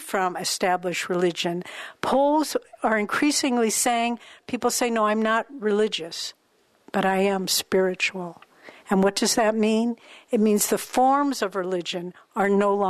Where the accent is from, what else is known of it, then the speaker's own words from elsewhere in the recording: St. Louis, Missouri, United States; I was born in St. Louis, Missouri